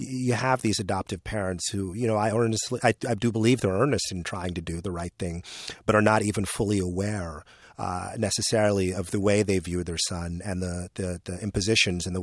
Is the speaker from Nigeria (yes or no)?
yes; Nigeria; moved away; I'm originally from Nigeria.